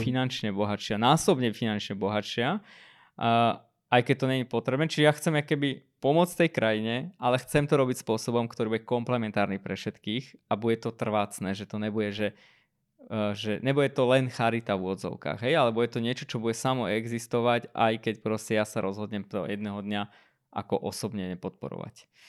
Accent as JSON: {"language": "Slovak", "country": "Armenia", "tie": "born or raised there", "moved": "yes", "lives_now": "Slovakia", "said": "svojej rodnej krajine, Arménsku"}